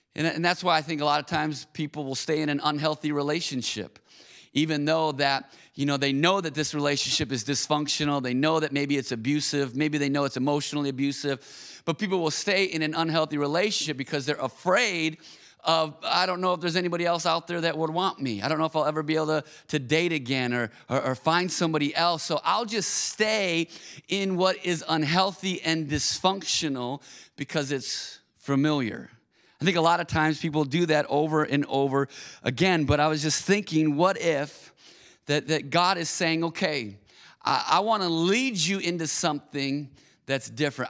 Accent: Auburn Hills, Michigan, United States; also born or lived in Minneapolis, Minnesota; I grew up in Auburn Hills, Michigan

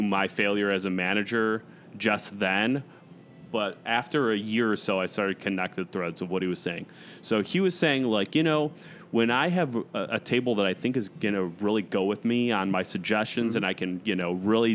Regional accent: Chicago, Illinois, United States; also born or lived in Arizona; I grew up in the Chicago area, but I lived in Arizona for almost 3 years

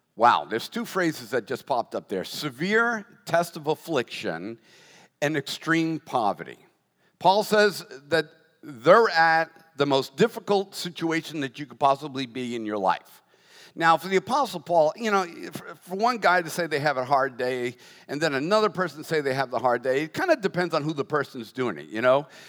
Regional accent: United States; as an American

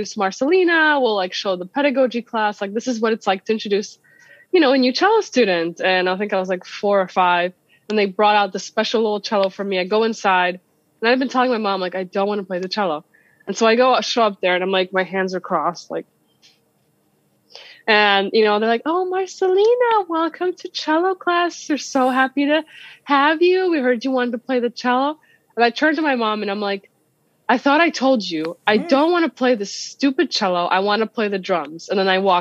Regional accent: Białystok, Podlaskie Voivodeship, Poland; moved away; I'm originally from Poland. I was born in Poland. And I come from a city called Białystok in the northeast side, near the Belarusian border

